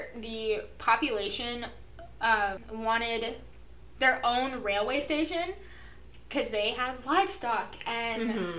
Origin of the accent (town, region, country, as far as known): Allen, Kansas, United States; born or raised there